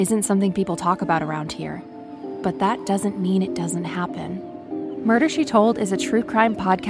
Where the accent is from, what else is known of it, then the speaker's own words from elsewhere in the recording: Maine, United States; Growing up as a latchkey kid in a small town in Maine